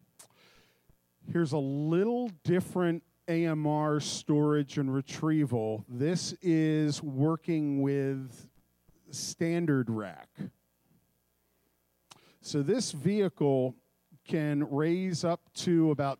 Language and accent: English; Philadelphia, Pennsylvania, United States; I'm from Philadelphia